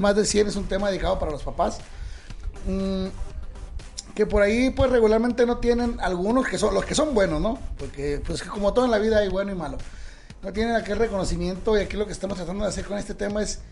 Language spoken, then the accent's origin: Spanish; Caborca, Sonora, Mexico; now in Michoacán, Mexico; Yo soy de Caborca, Sonora, pero radico en Michoacán